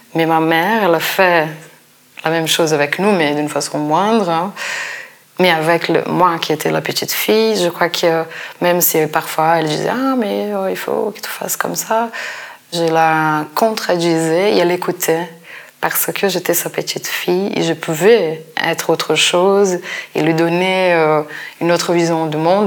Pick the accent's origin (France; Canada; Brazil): Brazil; moved away; mon enfance au Brésil. Peut-être si j'étais si restée au Brésil